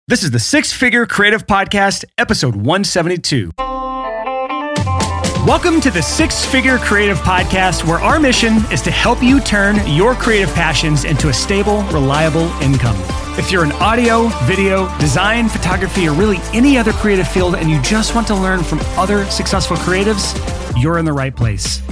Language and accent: English; the South, United States; born and raised in the South